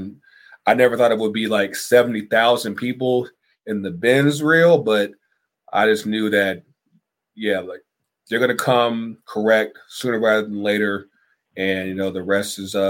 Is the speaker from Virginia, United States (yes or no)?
yes; D.C., Virginia, United States; moved away as an adult; also born or lived in North Carolina; now in Atlanta, United States; I'm originally from North Carolina. I grew up in Virginia, D.C. and all that, and I've been down here 10 years.